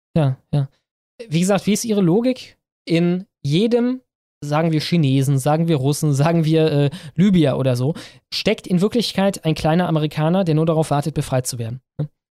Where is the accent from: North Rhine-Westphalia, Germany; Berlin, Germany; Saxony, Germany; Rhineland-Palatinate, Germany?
North Rhine-Westphalia, Germany; Ruhr area; moved away; während ich da gelebt habe